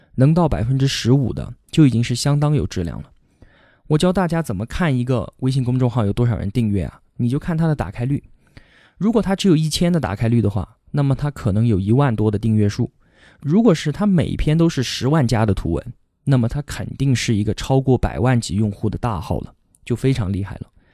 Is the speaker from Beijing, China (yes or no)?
no; Kunming, Yunnan, China; 我今年二十八，现在呢在云南昆明。这里是我土生土长的地方，不管是上学还是工作，从来都没有离开过这里。我从小学到初中，再到大学，都是在昆明读的